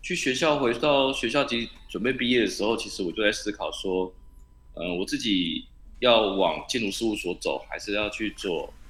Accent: New Taipei, Taiwan; 我其实在新北新北长大的小孩。

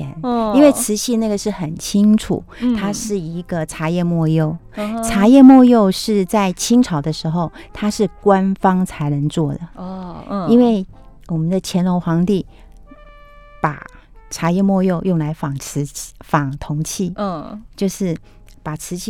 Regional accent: China; 这也是我们中国人的悲哀

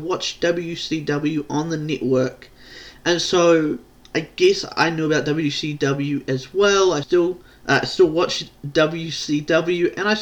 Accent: New Zealand; I'm not from America. I'm not from Canada. I'm not even from Australia. I am from New Zealand

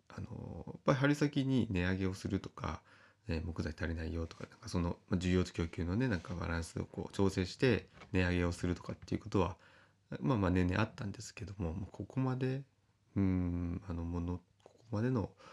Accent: Kita-Uonuma, Niigata, Japan; 私は私で北魚沼の、えー、生まれの故郷

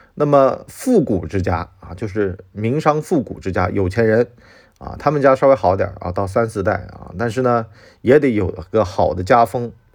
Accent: China; 这就是我们中国人相信的这种说法啊

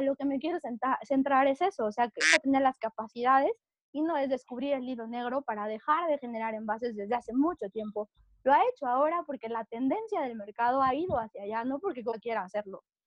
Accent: Mexico City, Mexico; now in La Marquesa, Mexico; yo soy de la Ciudad de México, yo soy mexa chilanga 100%

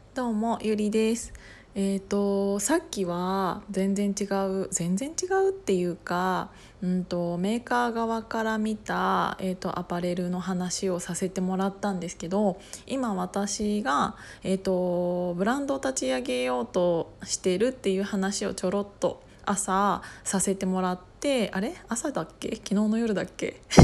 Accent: Kiryu, Gunma, Japan; 私群馬県の桐生市出身で

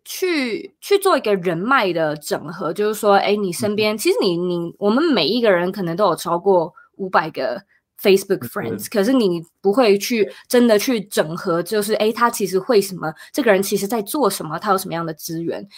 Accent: Taiwan; moved away as an adult; now in United States; 那时候住在台湾，我是台湾人

